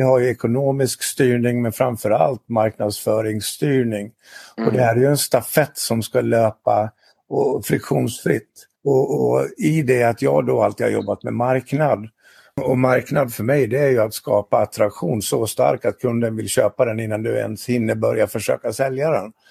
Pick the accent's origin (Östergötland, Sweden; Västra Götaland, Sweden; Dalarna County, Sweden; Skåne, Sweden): Dalarna County, Sweden; Jag är från Dalarna och jag är 61 år.